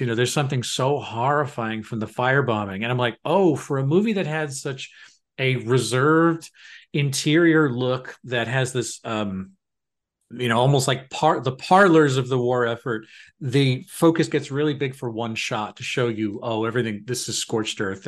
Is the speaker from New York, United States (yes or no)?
yes; New York, United States; growing up in New York